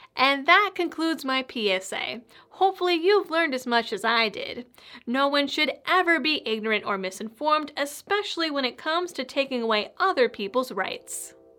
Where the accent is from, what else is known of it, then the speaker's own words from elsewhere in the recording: Massachusetts, United States; Growing up in Massachusetts